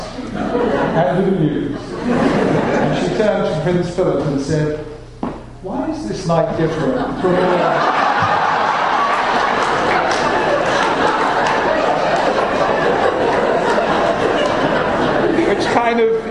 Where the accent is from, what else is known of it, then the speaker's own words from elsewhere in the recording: London, United Kingdom; I and my brothers growing up in London, in a really non-Jewish world